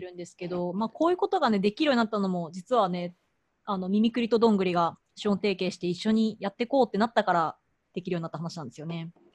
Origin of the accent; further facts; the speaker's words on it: Yamaguchi, Japan; moved away; 私地元山口